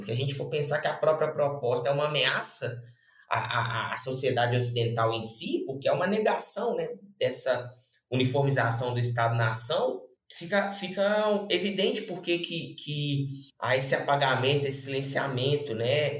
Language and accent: Portuguese; Belo Horizonte, Minas Gerais, Brazil; sou de Belo Horizonte.